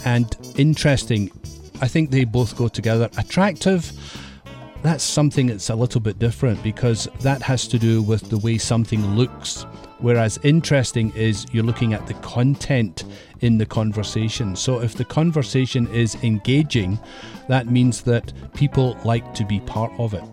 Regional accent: Scotland, United Kingdom; in my country, Scotland, we have lots of mist in the hills.

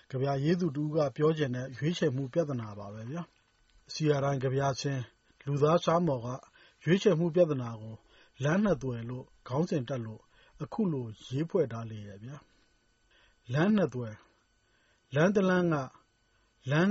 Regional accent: Myanmar

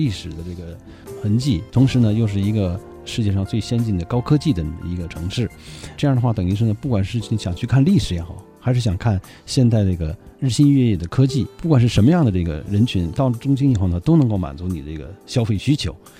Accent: Beijing, China; 我们北京人去的话

